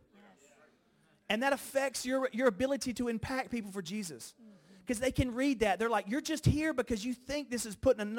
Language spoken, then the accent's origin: English; Alabama, United States; moved away as an adult; also born or lived in Los Angeles; now in New York, United States; I grew up in Alabama